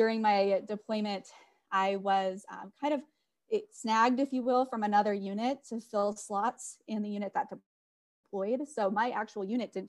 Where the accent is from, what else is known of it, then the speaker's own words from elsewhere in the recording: North Dakota, United States; I am from North Dakota.